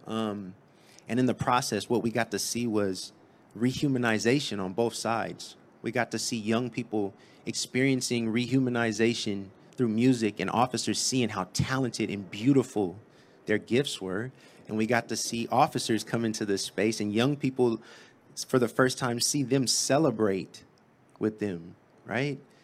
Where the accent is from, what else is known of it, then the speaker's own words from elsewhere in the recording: San Diego, California, United States; I'm from Southeast San Diego. It's about eight miles that way. And, uh, grew up there